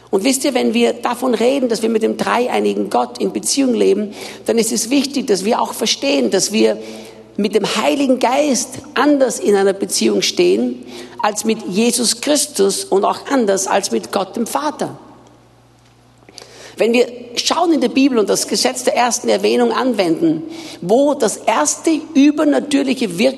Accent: Austria; now in Brazil; Ich bin Österreicher, bin in Österreich geboren und aufgewachsen

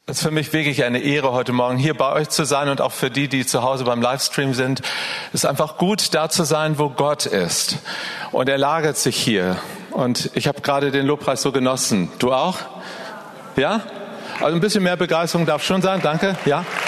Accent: Northern Germany, Germany; Ich bin ein Norddeutscher und bei uns ist viel grauer Himmel

